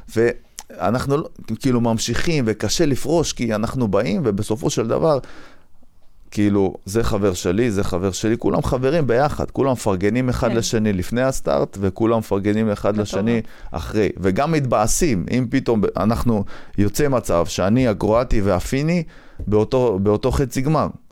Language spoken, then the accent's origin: Hebrew; Afula, Northern District, Israel; moved away as an adult; also born or lived in Wingate Institute, Netanya